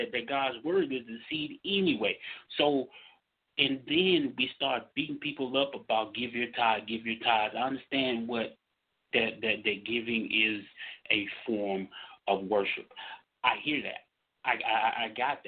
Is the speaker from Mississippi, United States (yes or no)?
yes; Mississippi, United States; I grew up down in Mississippi